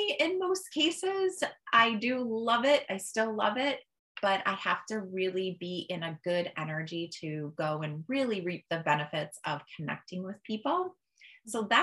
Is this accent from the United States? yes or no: yes; Holland, Massachusetts, United States; I've lived in Massachusetts my whole entire life